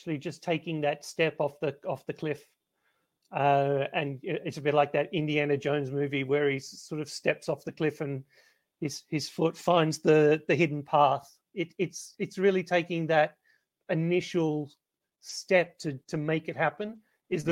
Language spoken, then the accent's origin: English; Melbourne, Victoria, Australia; moved away as an adult; I grew up in Australia. Well, I grew up in Melbourne, where I am now